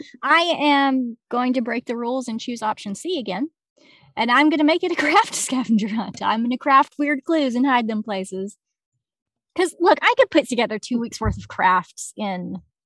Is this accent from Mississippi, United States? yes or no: no; Arkansas, United States; also born or lived in Seattle; it's beautiful here. I know that I rag on my home state a lot.